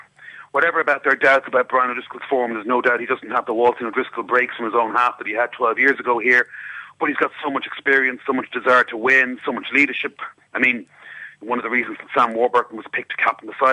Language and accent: English; Ireland; I'm Irish